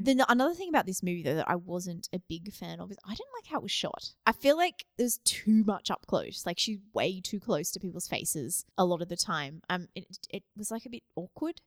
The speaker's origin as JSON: {"language": "English", "country": "Australia", "tie": "born or raised there", "said": "I grew up in Australia"}